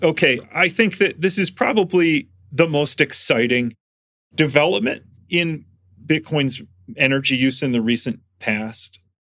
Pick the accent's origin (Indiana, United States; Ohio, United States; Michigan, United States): Michigan, United States; moved away; I'm from Michigan and th, th, we had these in Michigan because there was a little natural gas boom when I was a kid in Michigan.